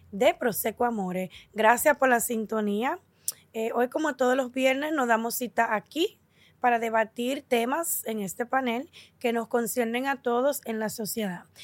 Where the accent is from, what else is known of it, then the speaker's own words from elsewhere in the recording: New York City, New York, United States; Yo nací en Nueva York. En Nueva York.